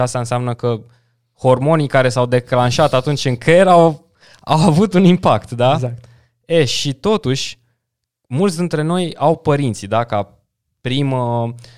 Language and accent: Romanian; Dâmbovița County, Romania; m-am dus în județul de unde sunt eu, în Dâmbovița